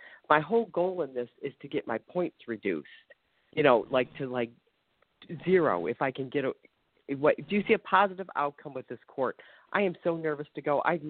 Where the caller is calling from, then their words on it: Ohio, United States; I'm calling from Ohio.